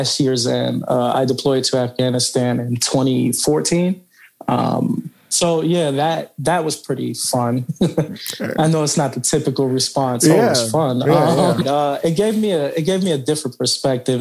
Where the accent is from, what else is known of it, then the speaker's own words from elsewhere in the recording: New York City, New York, United States; now in Texas, United States; I moved from New York City to Texas, and you know, growing up in New York City